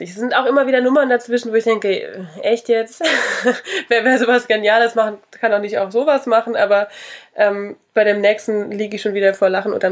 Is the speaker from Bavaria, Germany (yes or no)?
no; Saarland, Germany; born there; Salui ist äh, ganz klein, da bin ich geboren in einer sehr berühmten Klinik, wo mal zwei Babys vertauscht wurden.